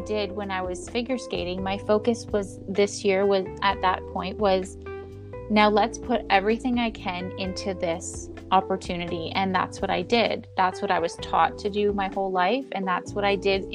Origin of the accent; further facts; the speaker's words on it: Canada; I became as a Canadian representative for those pageants